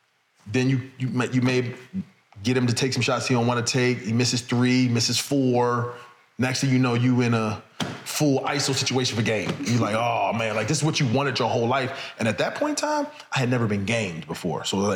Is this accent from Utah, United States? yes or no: no; New Jersey, United States; I'm from Jersey, Philly right there.